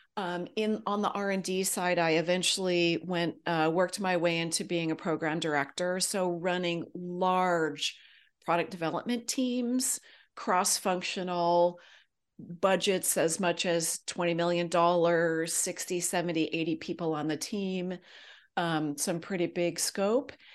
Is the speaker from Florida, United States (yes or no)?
no; Silicon Valley, California, United States; also born or lived in Los Angeles area; I grew up in Silicon Valley. My dad actually moved us there from the Los Angeles area.